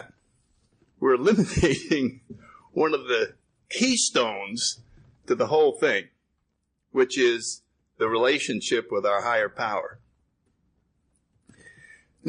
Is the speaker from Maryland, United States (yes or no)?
no; New Haven, Connecticut, United States; I grew up in New Haven, Connecticut, in the 30s.